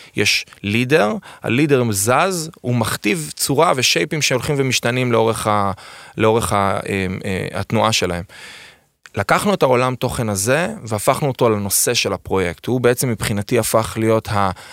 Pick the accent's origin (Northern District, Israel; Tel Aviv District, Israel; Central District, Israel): Central District, Israel; Ness Ziona; also born or lived in Beersheba / Rehovot; אני גדלתי עם, בנס ציונה, שזה עיר מולדתי, אני קורא לה, למרות שאני נולדתי בפועל בבאר שבע